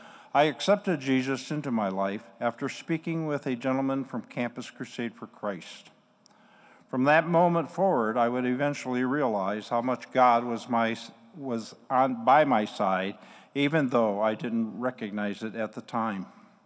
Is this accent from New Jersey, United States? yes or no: no; Toledo, Ohio, United States; now in Grand Rapids, United States; I was born and raised in Toledo, Ohio, along with four other siblings